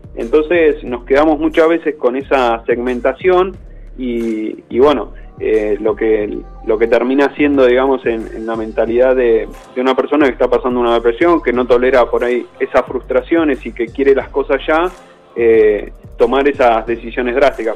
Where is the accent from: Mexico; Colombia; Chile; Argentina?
Argentina; Bahía Blanca, Buenos Aires Province; moved away as an adult; also born or lived in Coronel Dorrego; now in Madrid, Spain; nací en Bahía Blanca, eh, después, bueno, hice mi adolescencia en Coronel Dorrego, ahí a 100 kilómetros de, Bahía